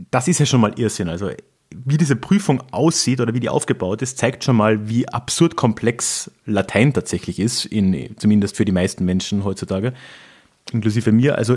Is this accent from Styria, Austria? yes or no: no; Carinthia, Austria; das war halt so ein mittelalterliches Ding über eine Herzogseinsetzung in meiner Heimatregion in äh, Kärnten.